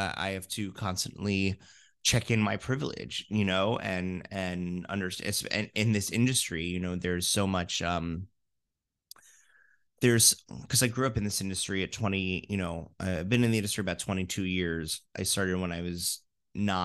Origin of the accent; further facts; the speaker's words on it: Fort Lauderdale, Florida, United States; I'm from Fort Lauderdale.